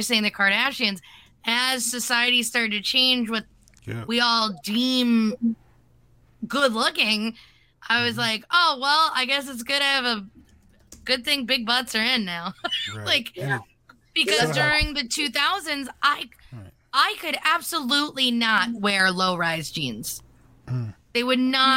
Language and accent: English; Pennsylvania, United States; moved away; also born or lived in Michigan / New Jersey; I grew up in Pennsylvania, and I lived in Michigan for about 6 years, and I lived in New Jersey before I moved to Michigan